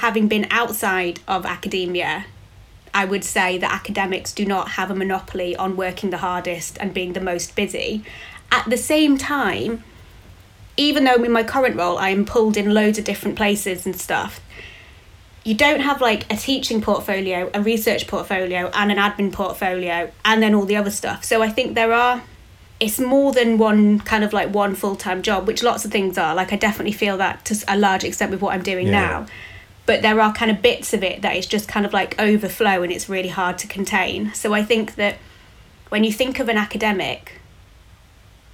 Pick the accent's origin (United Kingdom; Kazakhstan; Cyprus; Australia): United Kingdom; saw this job, which was in my hometown